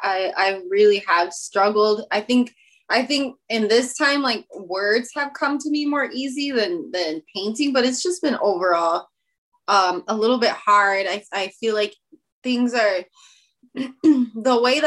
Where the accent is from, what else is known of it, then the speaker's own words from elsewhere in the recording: Chicago, Illinois, United States; my experience growing up in Chicago brought me to art.